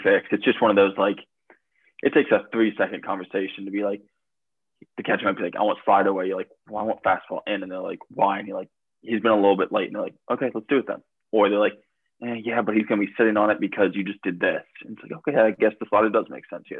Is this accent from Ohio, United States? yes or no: yes; Columbus, Ohio, United States; moved away; also born or lived in Adrian, Michigan; I'm from Columbus, Ohio